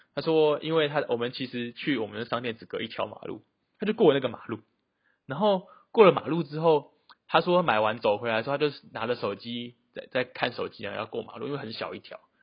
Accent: Taiwan; moved away as an adult; 我是台湾人

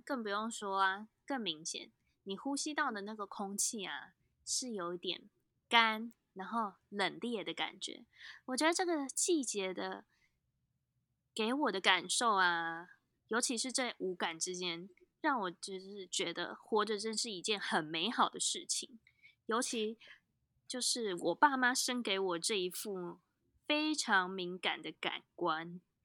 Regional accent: Taipei, Taiwan; 身为台北人其实很棒的一件事情是我们拥有一个很棒的山，叫做阳明山

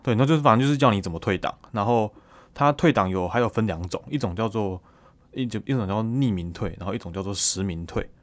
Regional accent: Taiwan; 可能很多我们台湾人

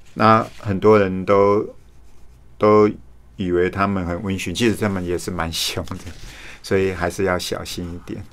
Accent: Su'ao, Yilan County, Taiwan; 我家乡是苏澳

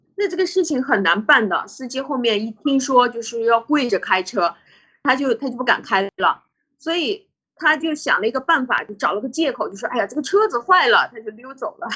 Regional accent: China; 我们中国人

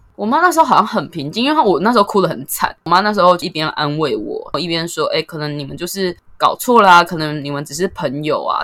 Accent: Taoyuan, Taiwan; 其实我是桃园人，大学也算是在桃园念

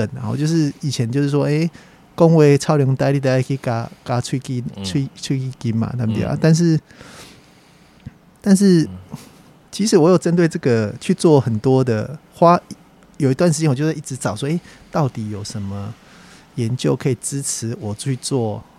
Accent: Taiwan; accent: Taiwanese Mandarin; 而且我讲话也就台湾国语啊，不会卷舌啊。

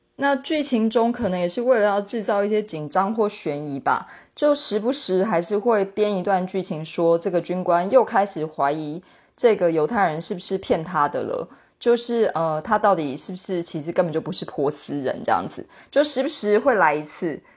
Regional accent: Taiwan; 身为台湾人

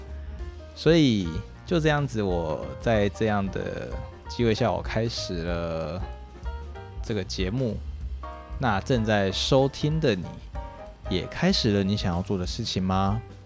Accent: Tainan, Taiwan; 我是一个一九九二年出生，现年刚突破二十八岁大官的台南人

